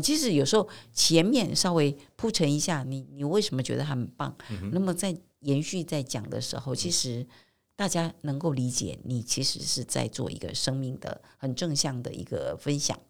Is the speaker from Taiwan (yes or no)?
yes; Taiwan; 在我们台湾社会